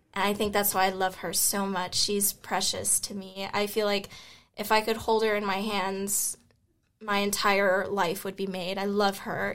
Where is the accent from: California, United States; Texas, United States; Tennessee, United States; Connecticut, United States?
Tennessee, United States; Memphis; I'm from Memphis, Tennessee